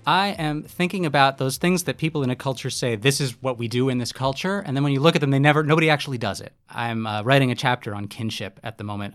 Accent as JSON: {"language": "English", "country": "United States", "said": "I'm an American, I was in Indonesia"}